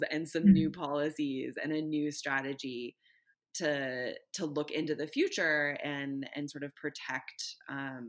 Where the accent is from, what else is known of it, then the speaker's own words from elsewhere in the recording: Northern California, United States; when I was growing up in California, lived in Northern California, not the Bay Area, but in the mountains